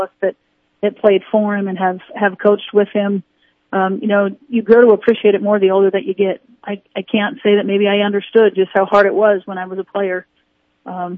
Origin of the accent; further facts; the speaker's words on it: Pierpont, South Dakota, United States; now in Aberdeen, United States; I grew up on a farm in Pierpont, outside of Pierpont, South Dakota.